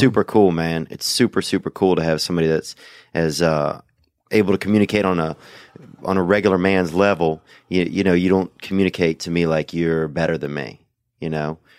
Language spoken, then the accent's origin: English; Louisiana, United States; moved away; I grew up in Louisiana